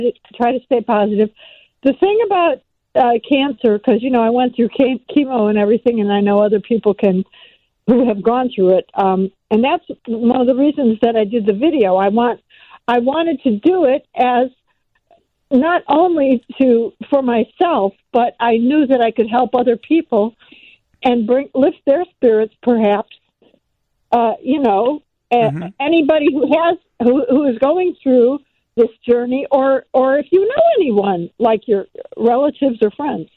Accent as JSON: {"language": "English", "town": "Oak Park", "region": "Illinois", "country": "United States", "tie": "born or raised there", "said": "Chicago is my hometown"}